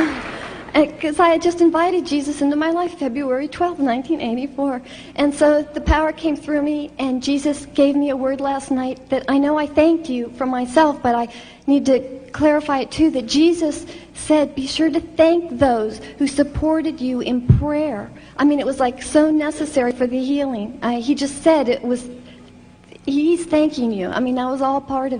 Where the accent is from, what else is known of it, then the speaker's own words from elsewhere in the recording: Fort Lauderdale, Florida, United States; I'm from Fort Lauderdale